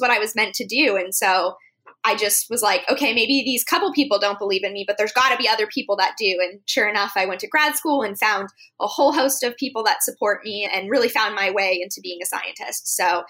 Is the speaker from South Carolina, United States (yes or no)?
no; Arizona, United States; I grew up in Arizona